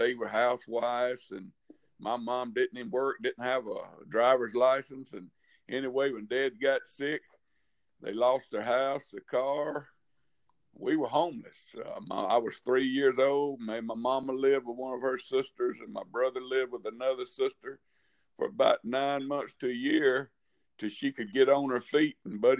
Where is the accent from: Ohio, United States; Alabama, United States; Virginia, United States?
Alabama, United States; Tuscaloosa; I was born here in Tuscaloosa, Alabama.